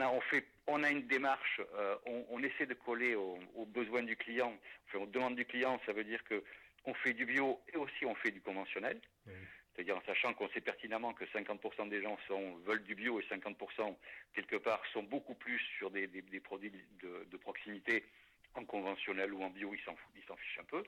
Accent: La Sauve, Nouvelle-Aquitaine, France; moved away; also born or lived in Paris; je, suis natif de la Sauve-Majeure

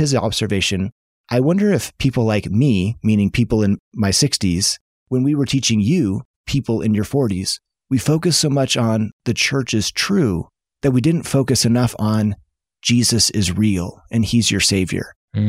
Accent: Seattle, Washington, United States; Because I grew up in Seattle

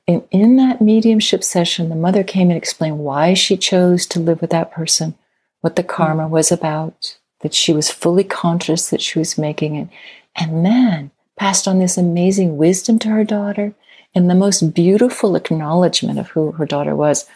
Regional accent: Midwest, United States; I grew up in the Midwest

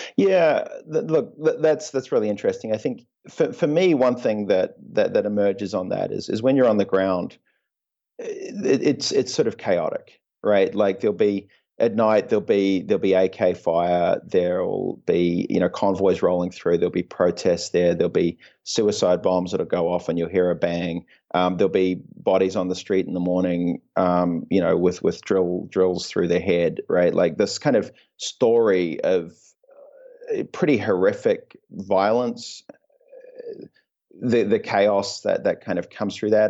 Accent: New Zealand; also born or lived in Belgium / Oxford; I was born in, uh, in Belgium. Um, and then moved to New Zealand when I was about, uh, two years old

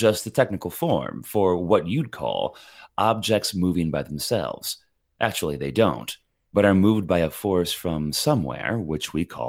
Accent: Indiana, United States; I'm from Indiana, a Hoosier born.

